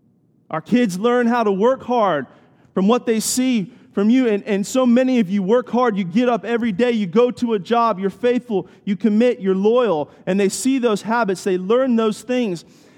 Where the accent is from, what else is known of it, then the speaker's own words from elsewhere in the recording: Washington, D.C., United States; I grew up near Washington, D.C., right outside of Washington, D.C.